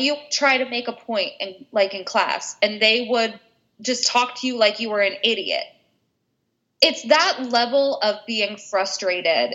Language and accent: English; West Virginia, United States; I grew up in West Virginia. We were a football town.